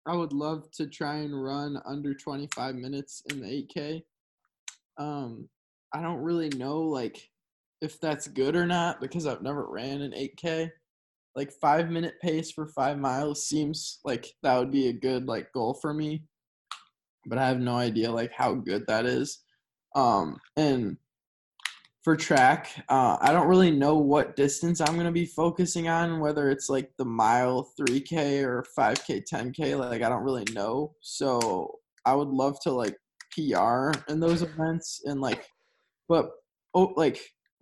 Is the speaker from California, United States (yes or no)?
no; Kalamazoo, Michigan, United States; I come from the Kalamazoo public school system, and so with that, I've gone K through 12